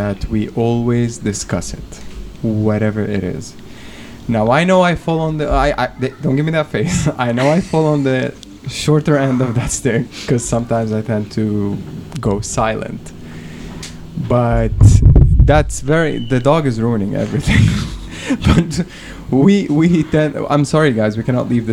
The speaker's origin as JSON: {"language": "English", "country": "Lebanon", "moved": "yes", "lives_now": "Kuwait", "said": "I'm from Lebanon"}